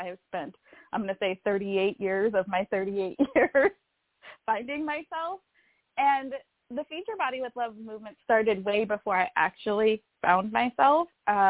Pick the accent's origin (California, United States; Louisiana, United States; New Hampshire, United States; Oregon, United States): California, United States; Northern; I'm from Northern California